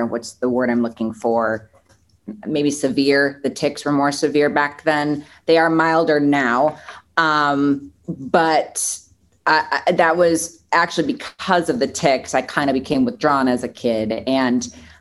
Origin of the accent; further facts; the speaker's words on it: Milwaukee, Wisconsin, United States; now in Los Angeles, United States; I'm born and raised in Milwaukee, Wisconsin, but it's about 90 minutes north of Chicago